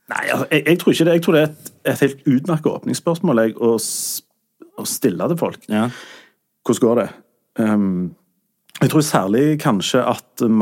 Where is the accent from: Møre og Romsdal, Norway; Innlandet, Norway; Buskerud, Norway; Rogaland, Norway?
Rogaland, Norway; Sandnes; Jeg er jo fra Sande